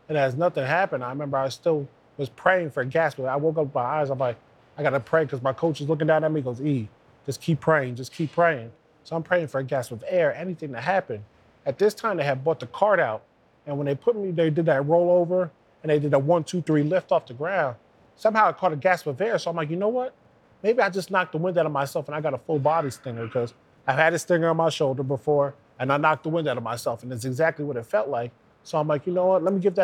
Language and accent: English; New Jersey, United States